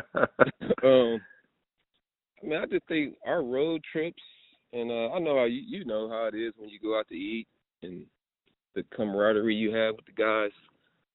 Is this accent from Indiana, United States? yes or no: yes; South Bend, Indiana, United States; I'm from South Bend